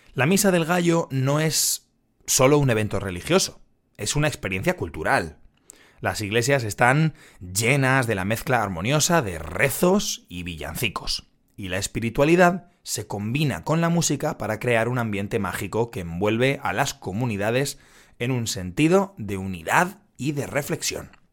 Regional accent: Madrid, Community of Madrid, Spain; yo soy de Madrid

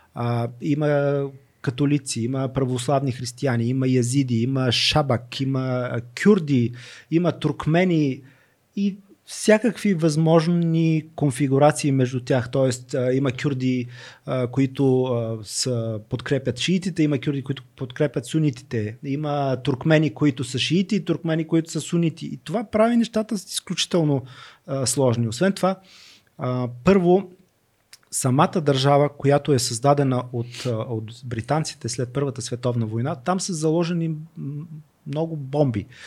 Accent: Northwestern Bulgaria, Bulgaria; Аз все пак съм роден в Северо-Западна България

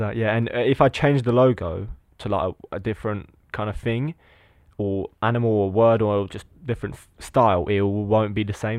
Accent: Lithuania; now in England; I was born in Lithuania, but I'm, I live in England

